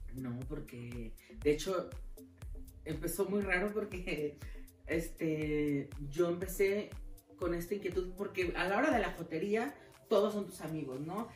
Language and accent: Spanish; Guadalajara, Jalisco, Mexico; yo soy originaria de Guadalajara